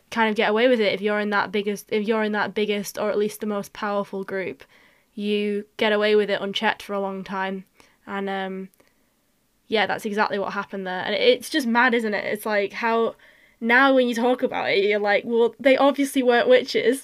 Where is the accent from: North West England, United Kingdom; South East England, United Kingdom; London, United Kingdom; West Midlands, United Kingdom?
North West England, United Kingdom; I'm a Northerner and that I'm a Northwest